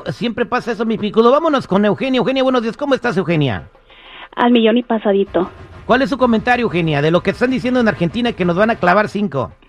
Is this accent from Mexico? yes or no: yes; Zacatecas, Mexico; Sí, soy de Zacatecas.